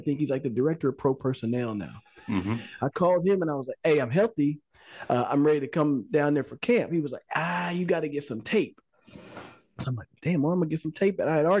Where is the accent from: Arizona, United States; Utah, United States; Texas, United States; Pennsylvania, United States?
Texas, United States; I'm from Texas.